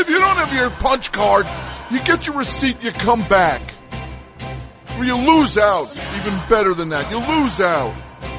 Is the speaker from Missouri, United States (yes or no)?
no; New Jersey, United States; Shut up. I'm from Jersey. It's not even a thing.